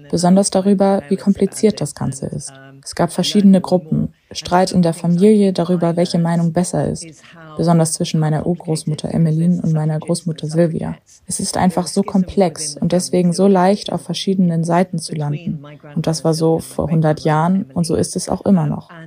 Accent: Ethiopia; Aber ich bin in Äthiopien aufgewachsen und das hat mich auch sehr beeinflusst.

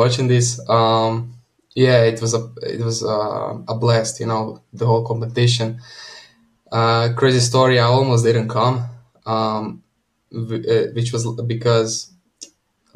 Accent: Croatia; I come from Croatia. I live next to the capital city of Zagreb

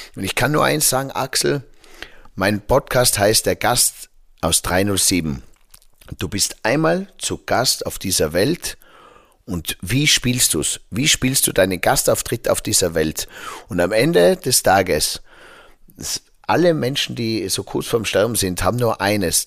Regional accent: Zillertal, Tyrol, Austria; bei uns im Zillertal

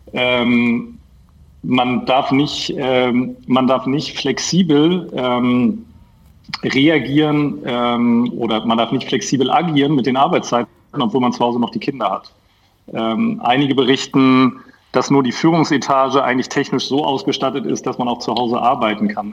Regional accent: Hamburg, Germany; bin ich Hamburger Jung

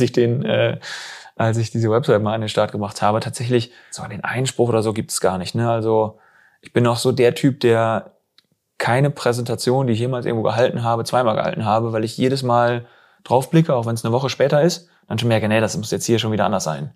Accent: west of Osnabrück, Lower Saxony, Germany; now in Bielefeld, Germany; ich komme weg aus irgendwie so ein bisschen westlich von, von Osnabrück. Also ich bin Niedersachse

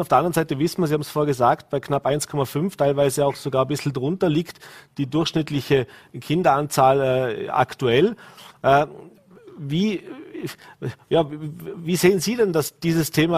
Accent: Vorarlberg, Austria; bei uns in Vorarlberg

